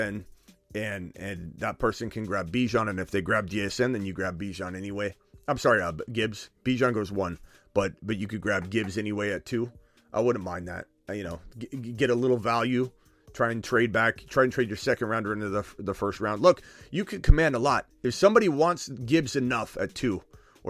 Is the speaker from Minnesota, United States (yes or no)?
no; Detroit, Michigan, United States; My hometown Lions